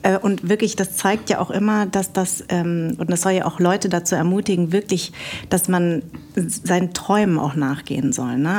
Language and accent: German; Munich, Bavaria, Germany; now in Berlin, Germany; ich bin ja in München groß geworden.